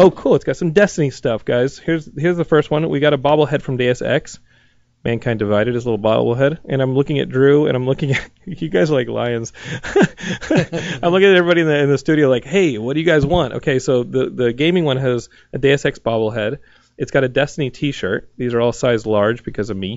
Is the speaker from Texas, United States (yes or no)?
yes; Texas, United States; I'm Texan